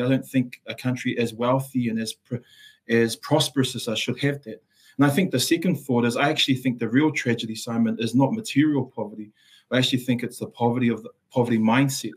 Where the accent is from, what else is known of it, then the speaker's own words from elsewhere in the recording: Auckland, New Zealand; first language Samoan; English is a second language; also born or lived in Samoa; moved to the capital center of the universe, which is Mangere in South Auckland. Uh, grew up in uh, some really tough circumstances